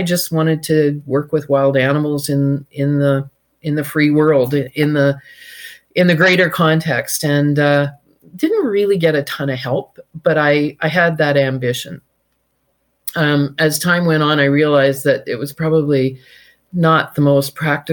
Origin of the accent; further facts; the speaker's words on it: Victoria, British Columbia, Canada; But I grew up in Victoria